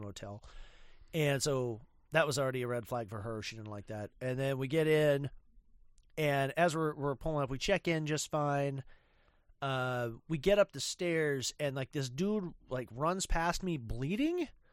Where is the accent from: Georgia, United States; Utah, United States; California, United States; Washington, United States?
Washington, United States; Spokane; I'm from Spokehampton